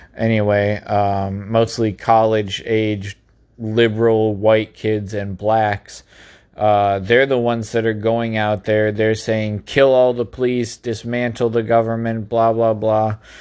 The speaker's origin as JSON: {"language": "English", "country": "United States", "said": "as an American citizen"}